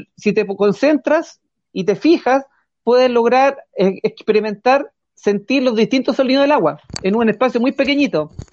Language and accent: Spanish; Curacaví, Santiago Metropolitan Region, Chile; yo me crié, yo soy nacido y criado en Curacaví